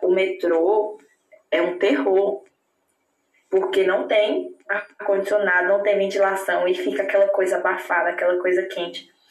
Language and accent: Portuguese; Palmas, Tocantins, Brazil; moved away as an adult; now in Germany; Eu venho do Tocantins, eu venho do norte do Brasil